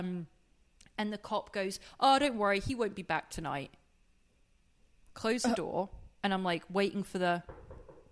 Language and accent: English; England, United Kingdom; I'm English